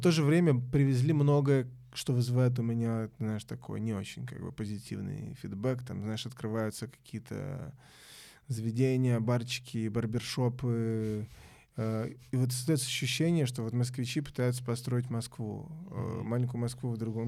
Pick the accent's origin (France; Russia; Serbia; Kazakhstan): Serbia; Belgrade, Central Serbia; moved away; я из Белграда